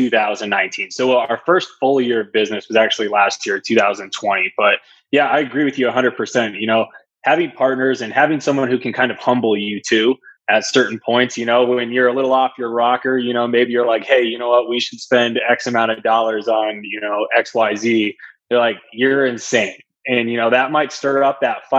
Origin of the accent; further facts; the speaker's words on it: Glendale, Arizona, United States; moved away as an adult; also born or lived in Phoenix, Arizona; now in Denver, United States; I'm originally from Phoenix, Arizona. Grew up in Glendale, actually